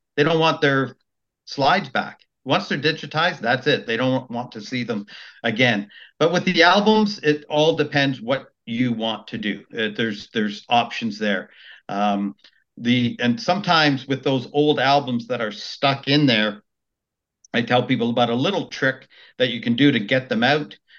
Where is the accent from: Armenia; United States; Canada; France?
Canada; Maple, Ontario; also born or lived in Richmond Hill; I grew up in Maple, uh, and then my parents moved to Richmond Hill in '84.